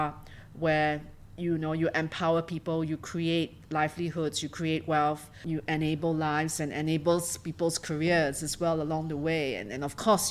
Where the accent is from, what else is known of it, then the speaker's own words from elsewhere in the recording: Singapore; also born or lived in London / Tokyo / Hong Kong; I'm a Singaporean and a career banker